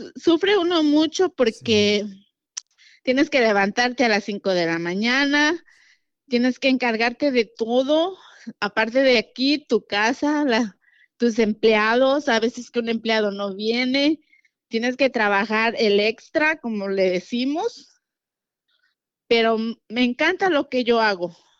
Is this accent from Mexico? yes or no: yes; Guerrero, Mexico; moved away as an adult; now in Houston, United States; soy de Guerrero, Atlapa Guerrero